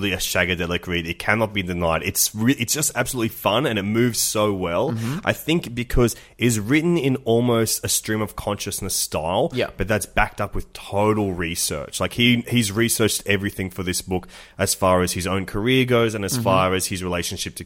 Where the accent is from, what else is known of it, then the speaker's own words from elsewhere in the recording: Australia; reading it as Aussie boys